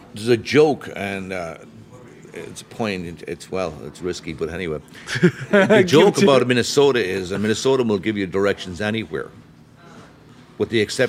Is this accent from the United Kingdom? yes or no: no; Ireland; I'm from Ireland. That helped.